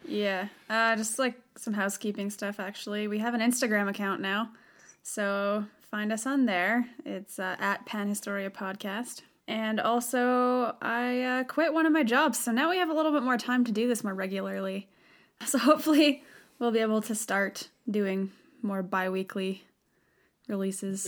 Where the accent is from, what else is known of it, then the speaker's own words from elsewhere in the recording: Western Canada, Canada; I'm from the West